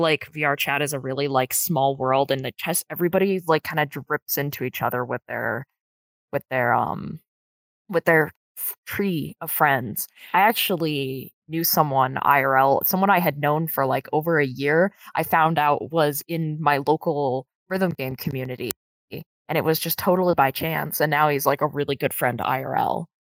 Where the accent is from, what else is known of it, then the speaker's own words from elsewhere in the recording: United States; I am from the United States